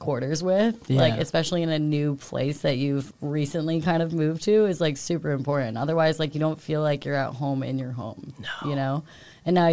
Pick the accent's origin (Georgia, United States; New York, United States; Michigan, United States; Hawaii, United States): New York, United States; upstate; now in New York City, United States; I'm from upstate, and like 3 hours north of here